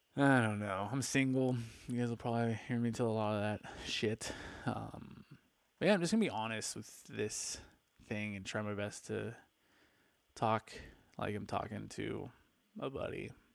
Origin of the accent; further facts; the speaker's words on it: Palm Springs, California, United States; also born or lived in Newport Beach, California; I grew up in Palm Springs